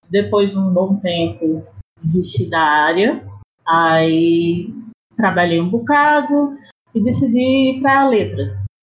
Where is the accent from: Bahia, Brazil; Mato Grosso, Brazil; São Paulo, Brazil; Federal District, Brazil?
Federal District, Brazil; Brasília; Não, eu sou brasiliense